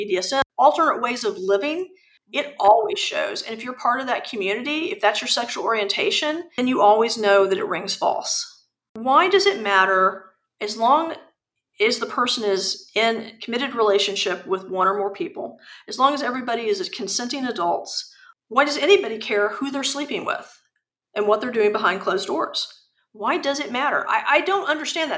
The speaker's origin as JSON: {"language": "English", "country": "United States", "said": "I'm very American"}